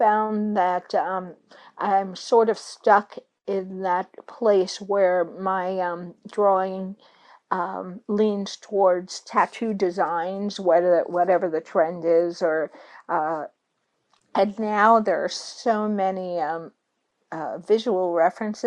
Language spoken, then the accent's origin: English; New York City, New York, United States; I am from New York City